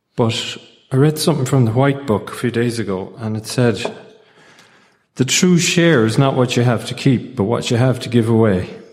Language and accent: English; Ireland; I'm from Ireland